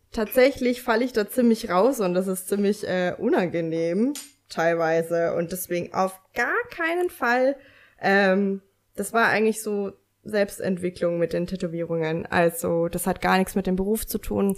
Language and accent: German; Lower Bavaria, Germany; also born or lived in Munich; now in Nuremberg, Germany; Ich komme aus Minga und äh, ich äh, bin am Land groß geworden, deswegen, also in Niederbayern